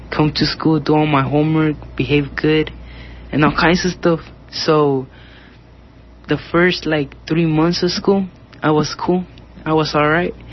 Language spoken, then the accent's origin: English; Mexico City, Mexico; born there; English is a second language; moved away; I born in Mexico City, and I get in Lombre because my my parents moved here to work to get a better life.